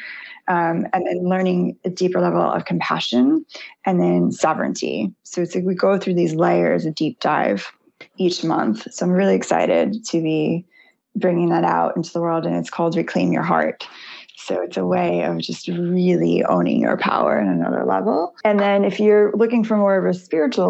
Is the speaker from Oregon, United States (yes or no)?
no; New York, United States; I'm from New York originally